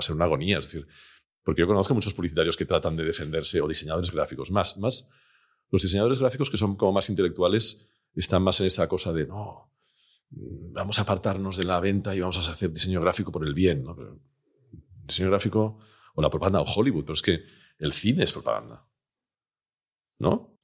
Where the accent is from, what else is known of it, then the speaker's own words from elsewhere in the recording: Barcelona, Catalonia, Spain; yo soy de Barcelona